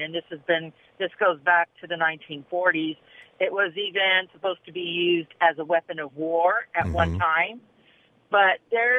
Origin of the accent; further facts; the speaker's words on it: California, United States; I was born and raised in California